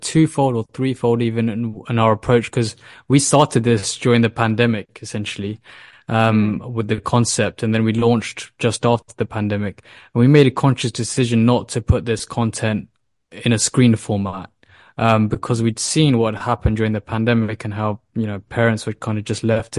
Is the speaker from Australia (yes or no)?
no; United Kingdom; I mean, myself, my co-founders, we all were born and raised in the UK, and you know, the UK education system is revered globally.